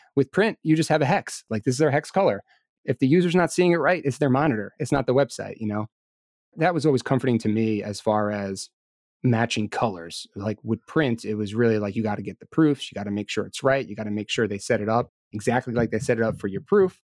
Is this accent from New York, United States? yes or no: yes; New York, United States; I was born and raised here in New York. I live out in Long Island with my wife